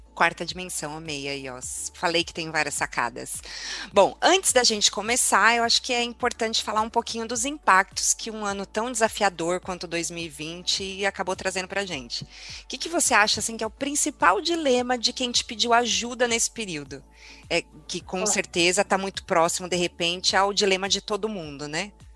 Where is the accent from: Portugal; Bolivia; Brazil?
Brazil; São Bernardo do Campo, São Paulo; Eu sou de São Bernardo